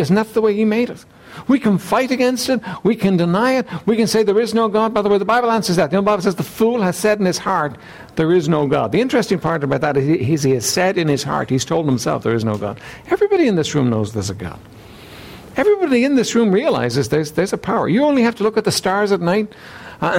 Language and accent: English; Dublin, Leinster, Ireland; I was raised here in Dublin